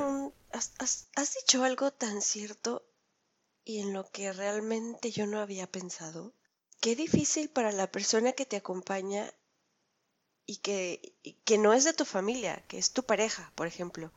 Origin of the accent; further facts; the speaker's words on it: Mexico; los mexicanos, que hemos presentado siempre un flujo constante eh, de migración a Europa